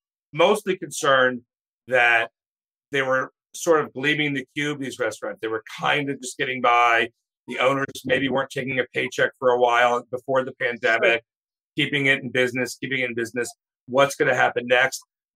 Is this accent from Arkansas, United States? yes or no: no; Maryland, United States; we're from Maryland. We're both from Maryland.